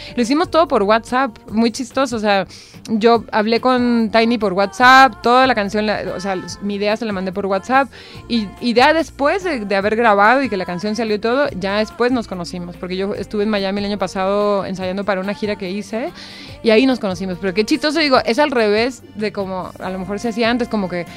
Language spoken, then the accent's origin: Spanish; Tijuana, Baja California, Mexico; accent: norteño; also born or lived in Argentina; now in Mexico City, Mexico; soy de Tijuana, soy del norte